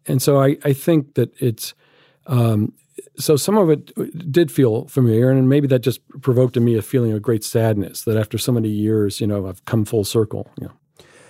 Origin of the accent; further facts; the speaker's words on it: Alabama, United States; moved away; growing up in Alabama